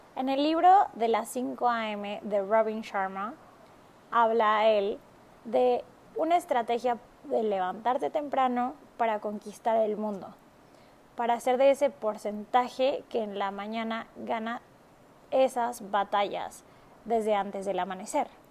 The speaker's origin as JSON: {"language": "Spanish", "country": "Mexico", "also_born_or_lived": "Marbella, Spain / Barcelona, Spain / Shanghai, China / Hong Kong", "moved": "as an adult", "said": "yo soy de México"}